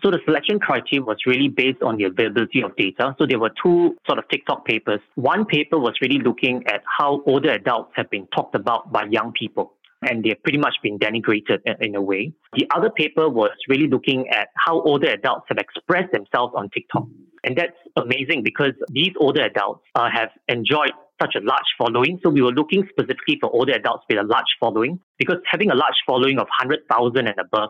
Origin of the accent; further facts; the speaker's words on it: Singapore; I'm from Singapore. I'm based at the Lee Kuan Yew School of Public Policy in Singapore.